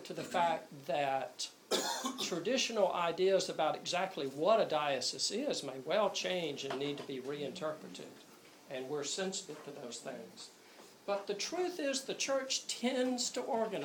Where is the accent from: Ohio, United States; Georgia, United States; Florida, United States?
Georgia, United States; Columbus; moved away; I'm actually from Columbus, Georgia